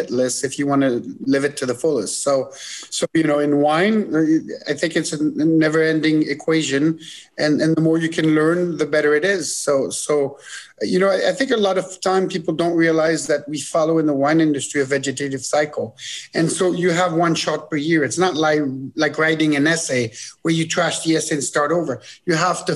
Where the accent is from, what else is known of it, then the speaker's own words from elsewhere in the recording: Switzerland; moved away as an adult; also born or lived in Bordeaux / South Africa; now in California, United States; I was born and raised in Switzerland, you know, from an American mother and a Swiss dad